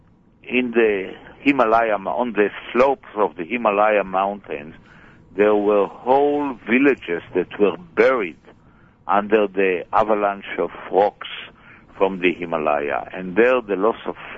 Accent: Israel; I was born in Israel. I'm a Savre, and I came back even a prouder Israeli than I left Israel.

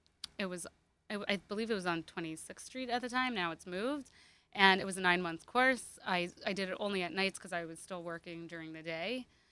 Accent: Hong Kong; moved away; also born or lived in Myrtle Beach, South Carolina / Florida; I grew up in Hong Kong.

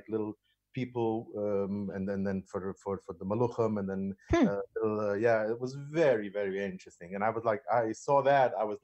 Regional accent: New York City, New York, United States; born and raised in Brooklyn, Williamsburg, Brooklyn, the Hasidic part of Williamsburg.

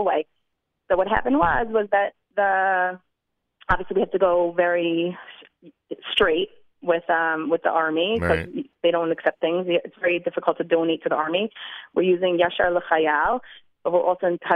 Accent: New Jersey, United States; now in Jerusalem, Israel; I'm from New Jersey

